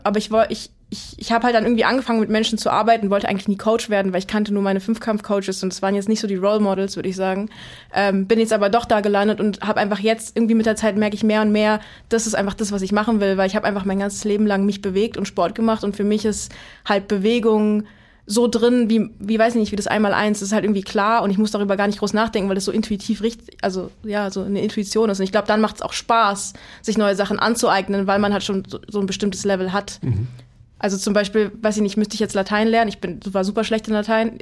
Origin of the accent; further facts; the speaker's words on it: Berlin, Germany; komme aus Berlin, ähm, also ah. nicht ursprünglich, aber ich bin mit Berlin aufgewachsen